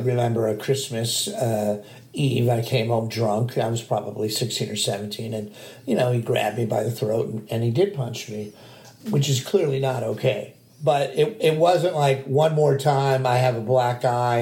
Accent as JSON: {"language": "English", "town": "Glendale", "region": "California", "country": "United States", "tie": "born or raised there", "said": "I grew up in North Glendale, Montrose, a very small town kind of vibe"}